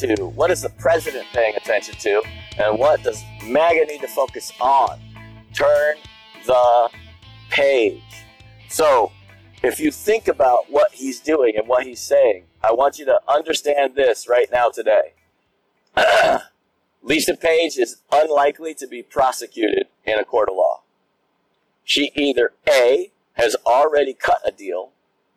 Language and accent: English; United States; as an American